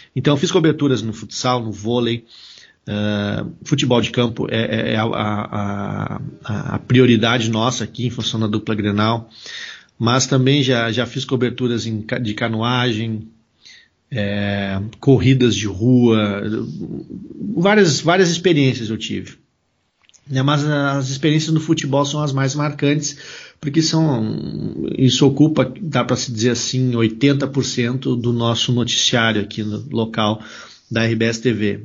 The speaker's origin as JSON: {"language": "Portuguese", "town": "Venâncio Aires", "region": "Rio Grande do Sul", "country": "Brazil", "tie": "born or raised there", "also_born_or_lived": "Porto Alegre", "said": "eu nasci em Porto Alegre, mas eu me criei em Venâncio Aires, uma cidade do interior aqui do Rio Grande do Sul"}